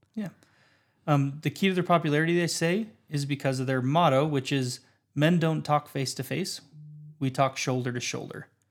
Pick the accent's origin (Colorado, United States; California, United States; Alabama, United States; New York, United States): Colorado, United States; Windsor; I'm from Windsor, Colorado